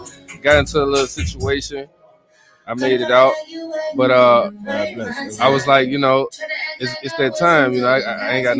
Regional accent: Baton Rouge, Louisiana, United States; from Baton Rouge, Louisiana.

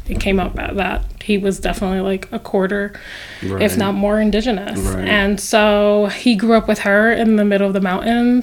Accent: New York City, New York, United States; moved away as an adult; also born or lived in Lower East Side, New York / Harlem, New York; now in Colorado Springs, United States; I grew up in the South Bronx, the first like 8 years of my life

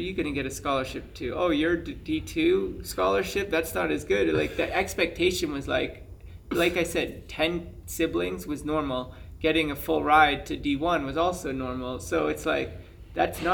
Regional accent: Plymouth, Massachusetts, United States; I grew up in Massachusetts. Mm-hmm. So Plymouth

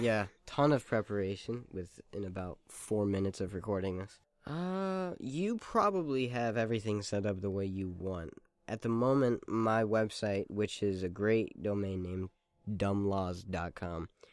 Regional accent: Hawaii, United States; moved away; I'm from Hawaii

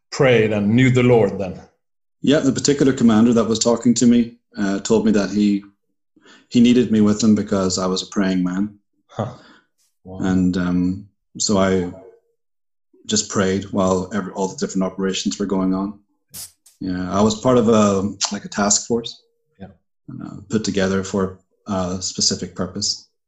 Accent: Ireland; also born or lived in Puerto Rico; So I'm an Irishman.

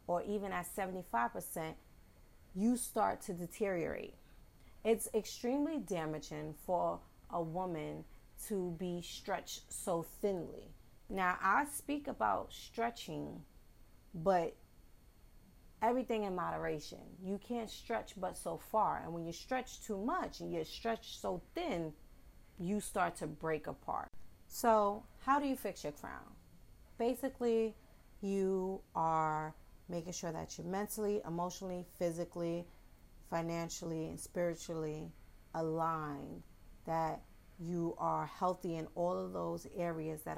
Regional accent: New York City, New York, United States; accent: New York; I am a Bronx native. Yes, I'm from the Bronx, and you will hear my New York slang, my New York accent

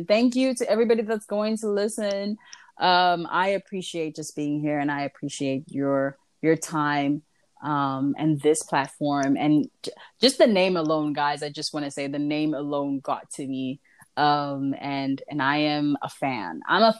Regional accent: South Africa; also born or lived in Nigeria / Kenya; I am not South African, for those asking. I am Congolese. I was just raised in South Africa, Nigeria, Kenya, and a bunch of different places that I grew up

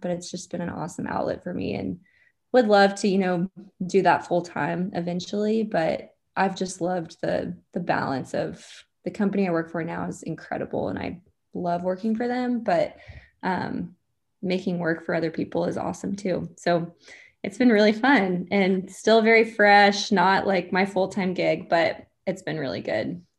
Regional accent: Dallas, Texas, United States; I'm from Dallas

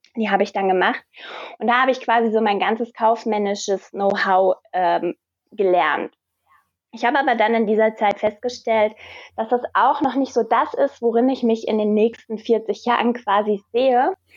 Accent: Wiesbaden, Hesse, Germany; Ich komme aus Wiesbaden

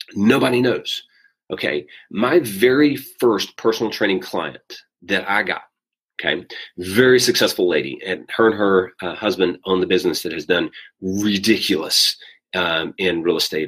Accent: South Arkansas, United States; moved away; I'm from South Arkansas

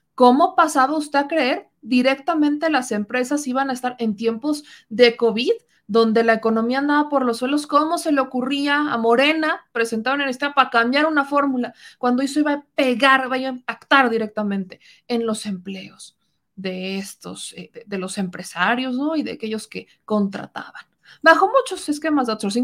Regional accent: Mexico; pues de México

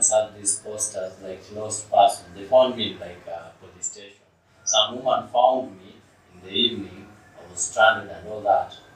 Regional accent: Eldoret, Uasin Gishu County, Kenya; born there; So I was born apparently like um, in Eldoret.

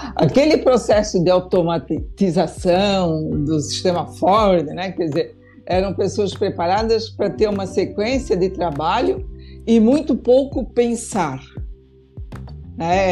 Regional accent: Indaial, Santa Catarina, Brazil; eu venho de uma região, né? eu sou do município de Indaial, né? Meu pai trabalhou a vida inteira numa indústria têxtil

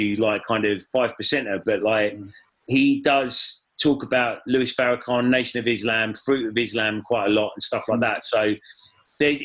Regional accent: Watford, East of England, United Kingdom; I'm from Watford

